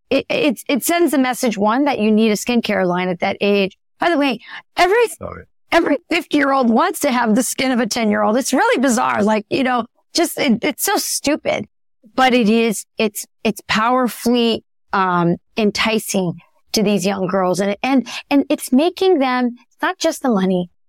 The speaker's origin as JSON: {"language": "English", "region": "Southwest", "country": "United States", "said": "Yeah, because I am from the Southwest."}